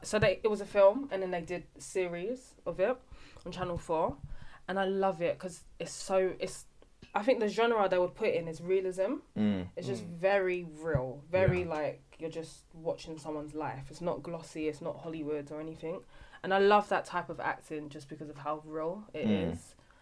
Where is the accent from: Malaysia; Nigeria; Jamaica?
Nigeria; Even though, yes, I'm Nigerian.